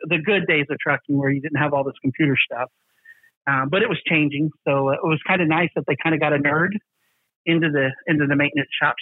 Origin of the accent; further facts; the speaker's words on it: the South, United States; I'm from the South